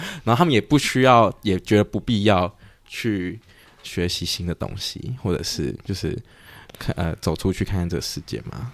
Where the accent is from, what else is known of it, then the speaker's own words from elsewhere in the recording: Taiwan; 在台湾出生